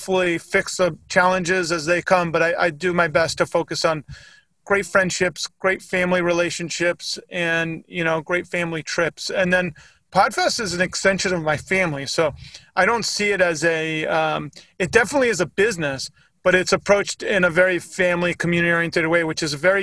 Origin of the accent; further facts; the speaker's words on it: Northeast, United States; I grew up in the Northeast.